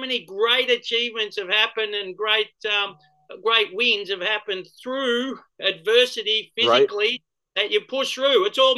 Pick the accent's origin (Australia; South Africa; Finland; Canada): Australia